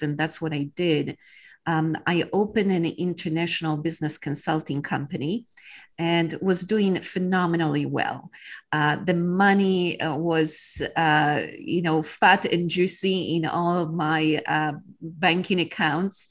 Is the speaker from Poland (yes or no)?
yes; Poland; English is a second language; moved away as an adult; now in Texas, United States; I was born in Poland during the times of communism